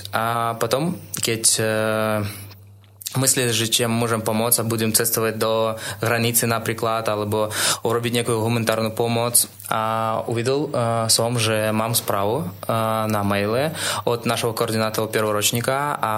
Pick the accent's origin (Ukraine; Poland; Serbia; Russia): Russia; Slovak is a second language; moved away as an adult; now in Slovakia; pretože som z Ruska